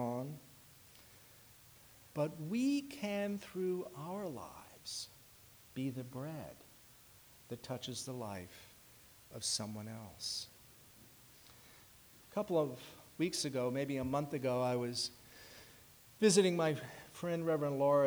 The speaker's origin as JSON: {"language": "English", "town": "Washington", "region": "District of Columbia", "country": "United States", "tie": "born or raised there", "moved": "yes", "said": "I was in Washington, D.C., my hometown"}